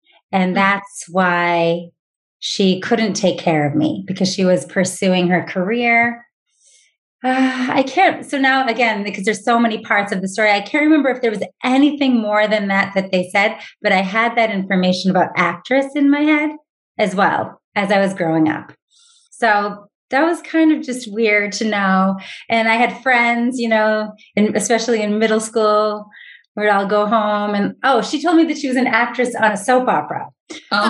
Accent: Watertown, Massachusetts, United States; also born or lived in Manhattan, New York; I was raised in Watertown, Massachusetts

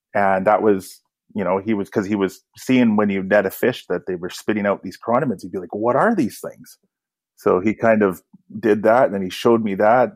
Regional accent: Kamloops, British Columbia, Canada; I grew up in Kamloops, BC.

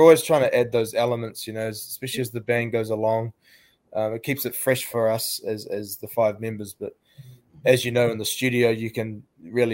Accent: New Zealand; we're from Aotearoa, New Zealand

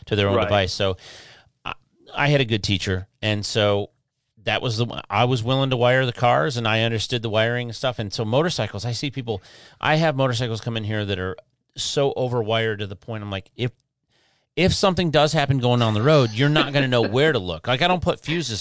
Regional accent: Detroit, Michigan, United States; also born or lived in Houston, Texas; I grew up in Detroit. When we left Houston, we went back to Detroit

